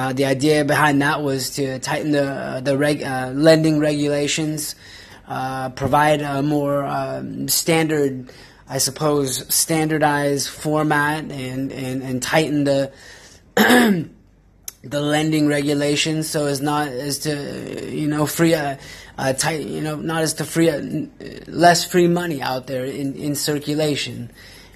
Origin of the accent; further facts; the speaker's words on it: Pacific Northwest, United States; I'm from the Pacific Northwest